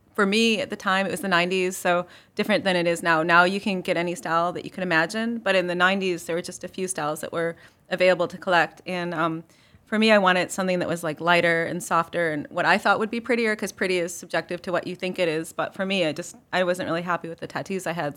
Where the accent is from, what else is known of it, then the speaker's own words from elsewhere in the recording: Chicago, Illinois, United States; now in Marion, United States; I grew up in Chicago